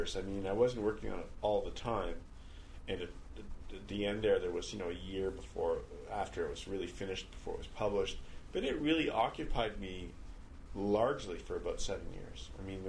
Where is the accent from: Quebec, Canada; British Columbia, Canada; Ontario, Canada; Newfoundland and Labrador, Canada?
Quebec, Canada; Montreal; moved away as an adult; now in Maine, United States; I was born and brought up here